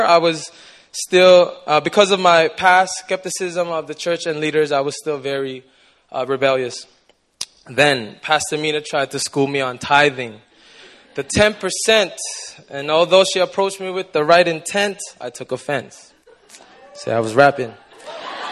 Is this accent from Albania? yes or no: no; Toronto, Ontario, Canada; moved away as an adult; now in Busan, South Korea; I'm from Toronto, Canada, but I've been living in Busan for about 5 years now